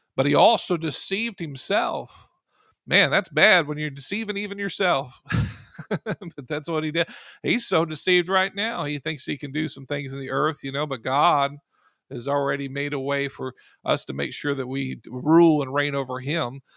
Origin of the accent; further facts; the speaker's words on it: United States; I'm in America, you know, if I'm gonna say I'm, I'm an American, I was born here